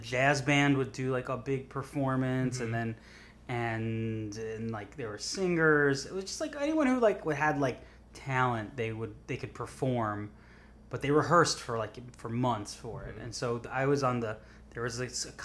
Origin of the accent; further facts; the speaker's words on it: Long Island, New York, United States; I'm from Long Island, New York